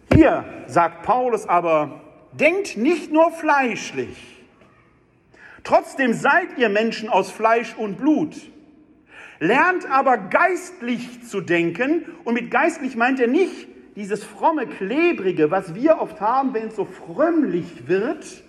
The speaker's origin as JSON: {"language": "German", "town": "Wuppertal", "region": "North Rhine-Westphalia", "country": "Germany", "said": "ich komme ja aus Wuppertal"}